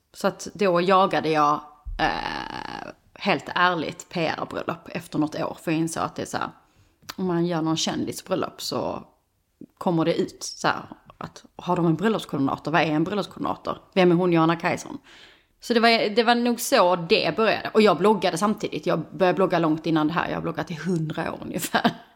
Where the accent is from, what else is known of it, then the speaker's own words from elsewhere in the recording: Skåne, Sweden; moved away as an adult; also born or lived in Stockholm; now in Höllviken, Sweden; Jag kommer ju från Skåne men, vi, men inte från Höllviken.